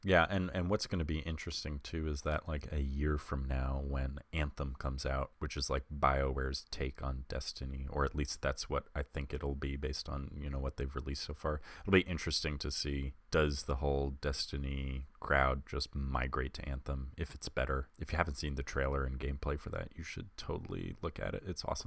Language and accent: English; Long Island, New York, United States; accent: Long Island; I'm from Long Island, so I have a very particular accent